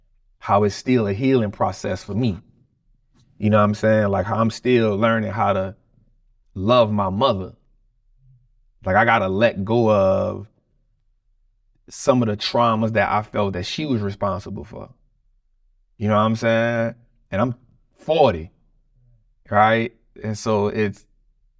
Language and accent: English; United States; being a black man growing up in America